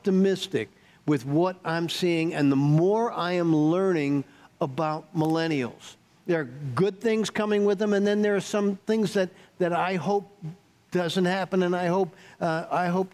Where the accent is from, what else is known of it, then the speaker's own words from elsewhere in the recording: New York, United States; moved away; I grew up in New York, and so I'm a skeptic. I'm a New York skeptic